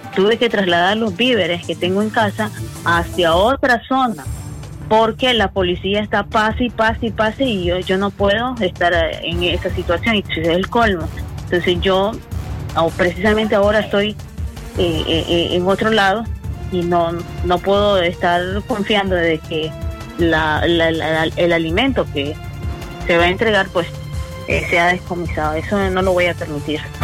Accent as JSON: {"language": "Spanish", "region": "Caribbean coast", "country": "Nicaragua", "said": "mi deber como costeña, porque yo me siento obligada sobre todo cuando se trata de mi gente"}